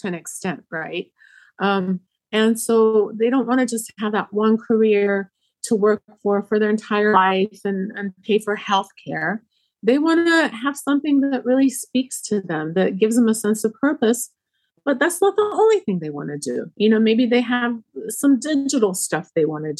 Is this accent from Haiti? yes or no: no; Egypt; now in Rockville, United States; I'm from Egypt